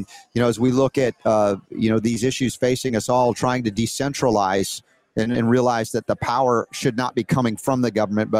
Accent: Atlanta, Georgia, United States; Mike Glenn is I remember growing up in Atlanta. He was a big in the Atlanta Hawks.

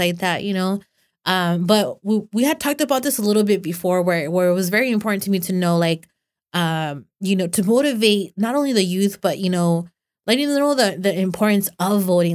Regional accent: Los Banos, California, United States; I'm from Los Vanos

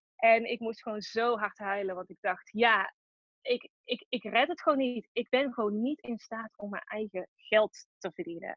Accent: Tilburg, North Brabant, Netherlands; Ik kom uit Tilburg, dat hoor je misschien ook wel.

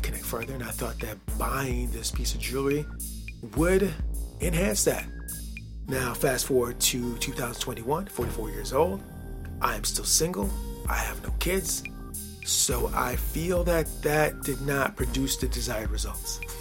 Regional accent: Michigan, United States; I grew up here, the culture, and I was raised in the Midwest, state of Michigan

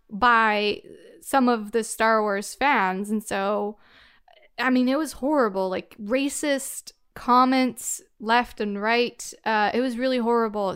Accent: Canada; I'm Canadian

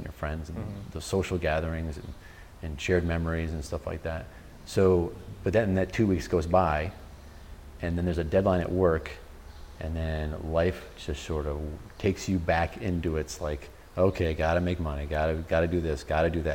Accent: Utica, New York, United States; moved away; I grew up upstate New York, just outside of Utica, New York

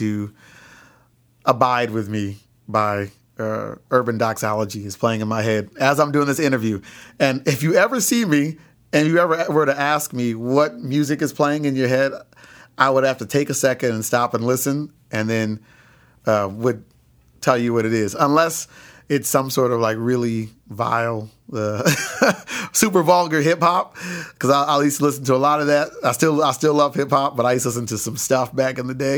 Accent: Lansing, Michigan, United States; I was born in Lansing, Michigan

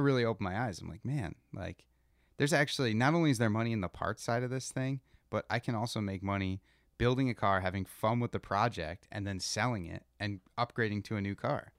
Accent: Rochester, New York, United States; We grew up in Rochester, New York

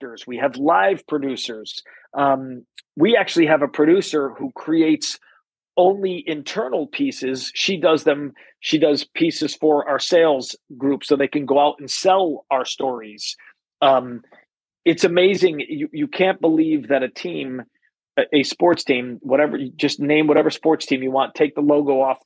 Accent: East Coast, United States; now in Kansas City, United States; I'm from the East Coast.

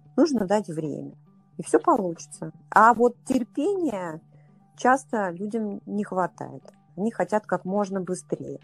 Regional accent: Saint Petersburg, Russia; moved away as an adult; now in Moscow, Russia; я сама из Питера, я жила в Питере до 36 лет. И вот 10 лет я живу в Москве

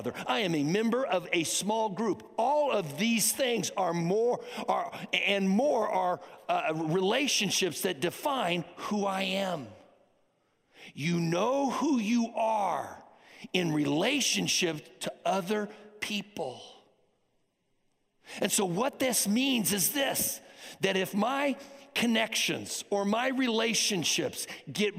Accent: United States; I am an American. I am proud that I am an American

